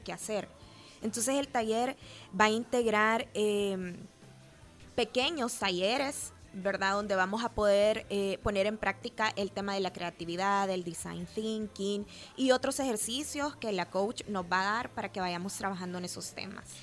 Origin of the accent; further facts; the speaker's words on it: El Salvador; como salvadoreños